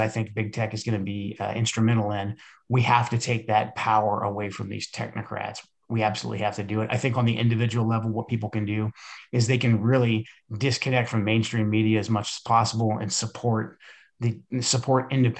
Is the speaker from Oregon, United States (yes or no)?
yes; Portland, Oregon, United States; I grew up in Portland.